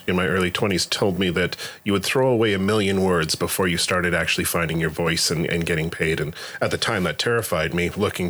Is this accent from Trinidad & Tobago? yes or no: no; Alberta, Canada; As an Albertan, that was a big point of pride amongst the nerd culture.